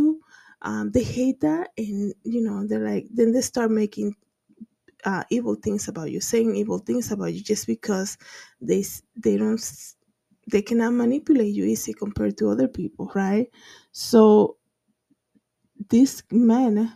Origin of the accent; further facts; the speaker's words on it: Dominican Republic; growing up in the Dominican Republic in low income